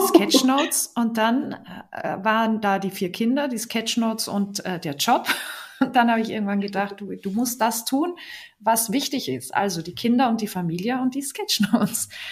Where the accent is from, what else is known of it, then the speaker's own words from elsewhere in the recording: Salzburg Land, Austria; moved away as an adult; now in Bremen, Germany; Ich bin ja in Österreich geboren und aufgewachsen, im schönen Salzburger Land